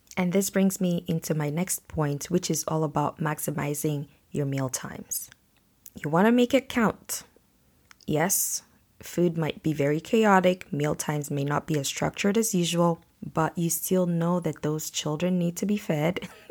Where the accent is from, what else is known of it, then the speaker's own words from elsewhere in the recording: Nigeria; now in Canada; I'm from Nigeria where we build houses with concrete